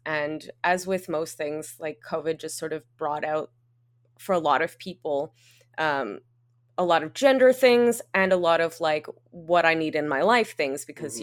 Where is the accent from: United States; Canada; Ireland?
Canada; accent: English Canadian; now in Montreal, Canada; I am quite obviously English Canadian, uh, as you can hear from my accent